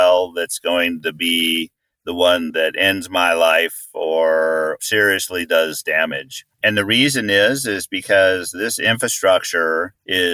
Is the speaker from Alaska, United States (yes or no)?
yes; Anchorage, Alaska, United States; now in Bozeman, United States; I grew up in Anchorage